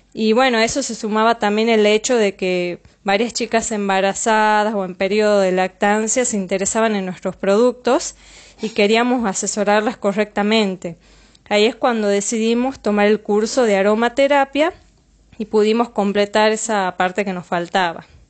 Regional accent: Tucumán, Argentina; soy de Tucumán

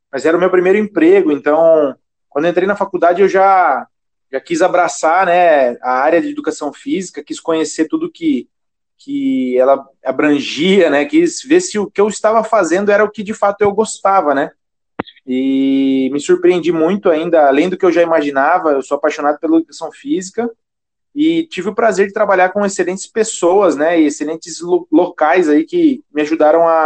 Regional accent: Sorocaba, São Paulo, Brazil; now in São Paulo, Brazil; eu tenho 28 anos, sou natural de Sorocaba

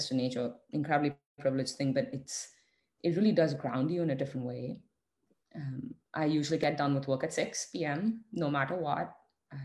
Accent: India; us being Indian and having the privilege of growing up in the Indian family

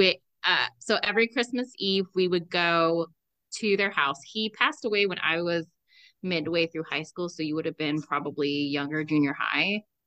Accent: Southern California, United States; moved away; we're from Southern California

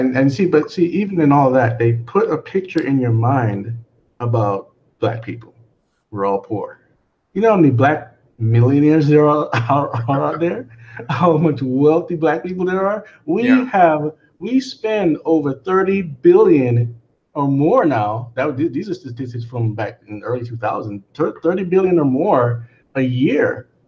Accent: Jamaica; okay, I come from Jamaica. And when I sit down with Jamaicans, I've never, ever, ever had conversations about stuff that went on 400 years ago in the Caribbean.

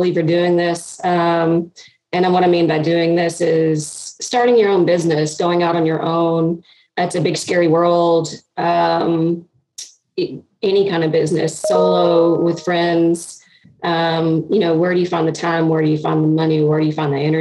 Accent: Tennessee, United States; also born or lived in Indiana; So I moved back from Indiana to come back to Tennessee to get my accent.

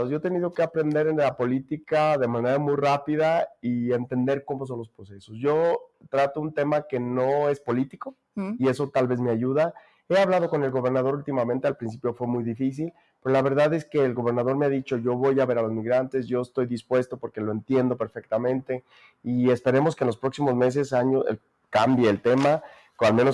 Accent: Jerez, Zacatecas, Mexico; aquí están mis amigos, porque aquí crecí, porque aquí está mi familia, porque aquí está la fiesta de mi pueblo, de Jerez, de Valparaíso.

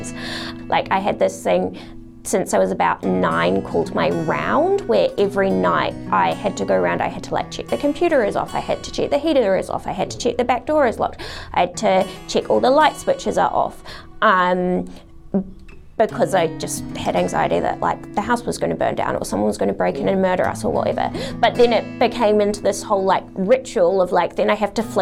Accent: New Zealand; also born or lived in Adelaide, Australia; I was born in New Zealand, and then my dad's a doctor, and as part of his like specialist training, we went to Adelaide for him to finish that off

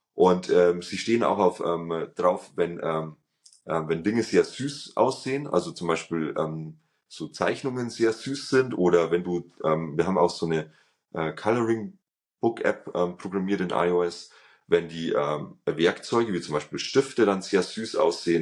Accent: Germany; als ähm, Deutscher

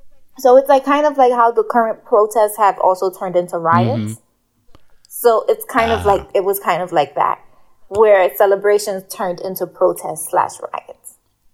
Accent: Ghana; In case I need to travel out of this country, I'm Ghanaian.

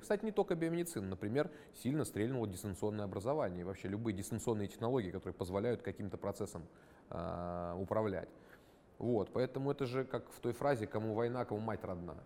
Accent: Krasnodar Krai, Russia; Я, например, из Краснодарского края там и не собирался-то уезжать

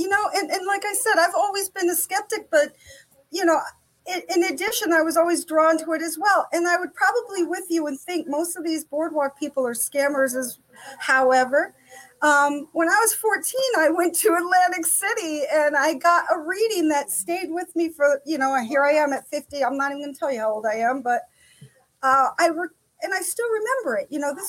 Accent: Italy; moved away as an adult; now in United States; I came here. I was born and raised in Italy. My father was in the service. We retired in New Jersey when I was 18 years old.

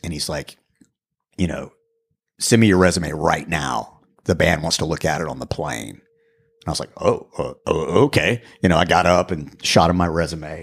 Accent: Raleigh, North Carolina, United States; I'm from Raleigh, North Carolina

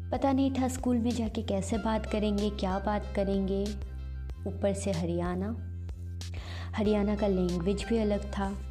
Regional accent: Tezpur, Assam, India; moved away as an adult; now in Gurugram, India; मैं तेजपुर असम की रहने वाली हूँ

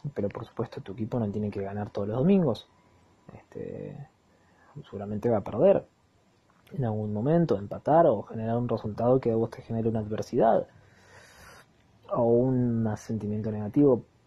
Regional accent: Argentina; soy Argentina. tomo mates

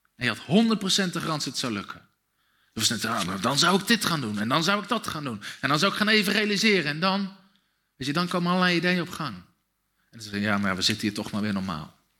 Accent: Dussen, North Brabant, Netherlands; Ik ben opgegroeid in Dussen, een dorpje met 2000 mensen

